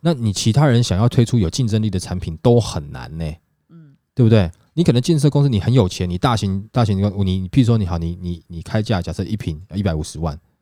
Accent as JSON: {"language": "Chinese", "country": "Taiwan", "said": "我们台湾人"}